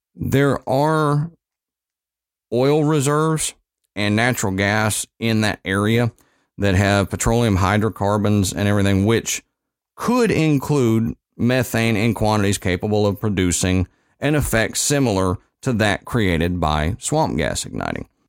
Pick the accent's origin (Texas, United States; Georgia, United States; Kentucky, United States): Texas, United States; moved away; my home state